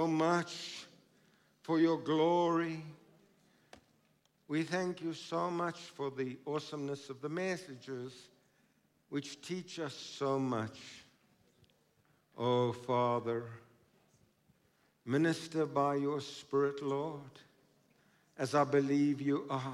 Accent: Krugersdorp, Gauteng, South Africa; growing up in Krugersdorp

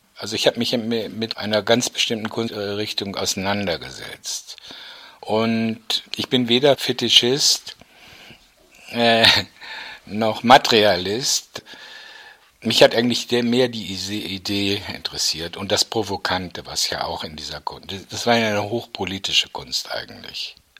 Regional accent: North Rhine-Westphalia, Germany; moved away as an adult; also born or lived in Düsseldorf; für mich als Ostwestfale

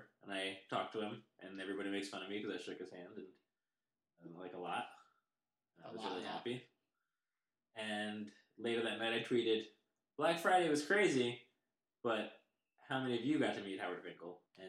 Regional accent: Mumbai, Maharashtra, India; I am from Mumbai, India.

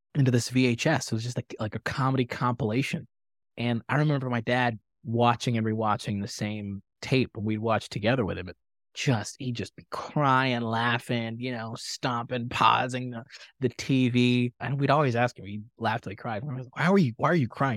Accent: Tanzania; moved away; I grew up in Tanzania, East Africa

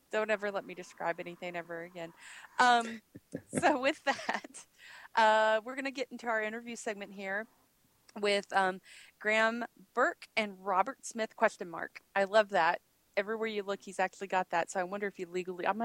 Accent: Australia; I'm from Australia.

